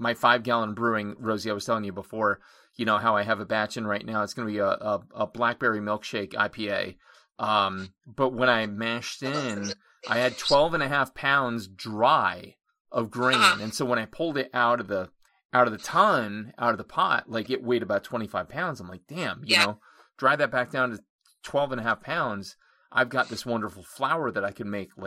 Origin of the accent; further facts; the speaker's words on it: Honesdale, Pennsylvania, United States; My hometown is Honesdale, Pennsylvania